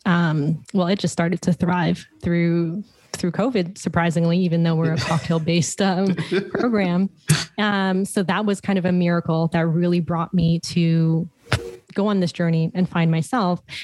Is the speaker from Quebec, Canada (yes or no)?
no; Toronto, Ontario, Canada; moved away; I'm originally from Toronto